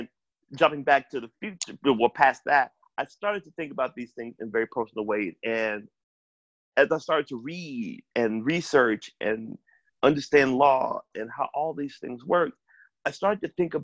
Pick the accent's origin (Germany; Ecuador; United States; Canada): United States; Memphis, Tennessee; growing up in Memphis